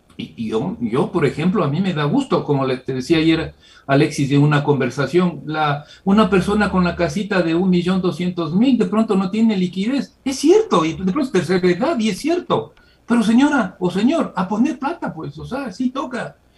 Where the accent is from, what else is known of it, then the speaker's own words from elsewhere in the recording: Ecuador; Como ecuatoriano.